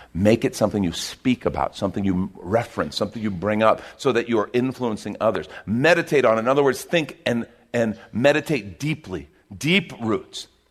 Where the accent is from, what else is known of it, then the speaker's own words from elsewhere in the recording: United States; as an American